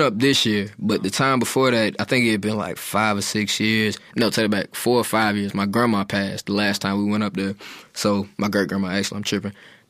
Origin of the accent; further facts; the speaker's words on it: New York, United States; Like, shit just looks weird. And we're from New York, you know?